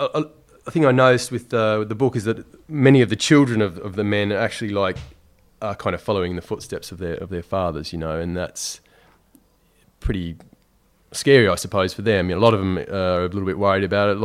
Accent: Tasmania, Australia; now in London, United Kingdom; I mean, I was brought up in Tasmania in essentially like a small country town.

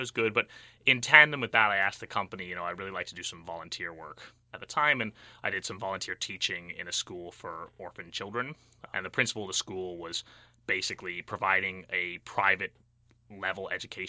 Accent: United Kingdom; moved away as an adult; also born or lived in Bay Area, California, United States / London; now in Berkeley, United States; So I spent the majority of my youth in the United Kingdom

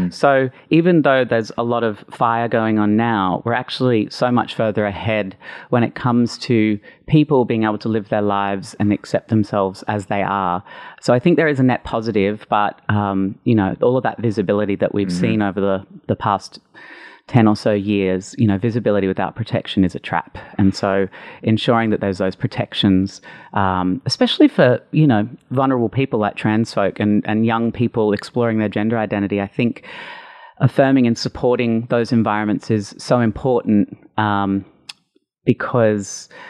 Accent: Brisbane, Queensland, Australia; moved away as an adult; now in Sydney, Australia; So the year 2000, I moved to Sydney from Brisbane

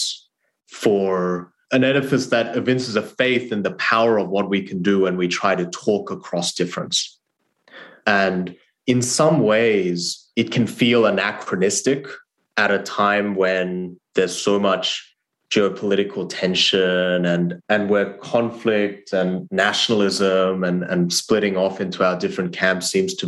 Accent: Australia; English is a second language; moved away as an adult; also born or lived in South Korea / Harvard; I grew up in Australia and I went to college at Harvard

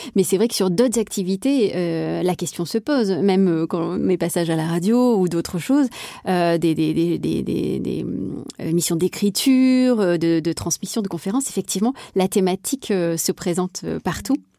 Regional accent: Marseille, Provence-Alpes-Côte d'Azur, France; also born or lived in Berlin, Germany; now in Paris, France; je suis marseillaise

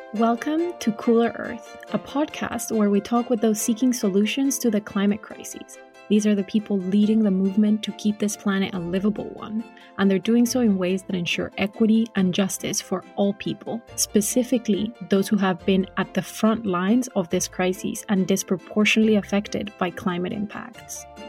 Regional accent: Cali, Valle del Cauca, Colombia; I was born and raised in Cali

